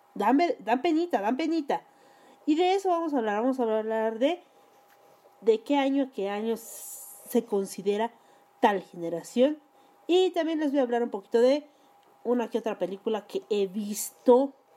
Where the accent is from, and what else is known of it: Mexico